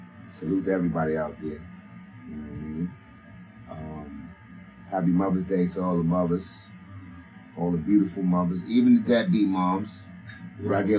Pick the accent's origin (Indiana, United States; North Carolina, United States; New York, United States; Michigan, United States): New York, United States; New York City; I'm from Brownsville, Brooklyn, not Brownsville, Texas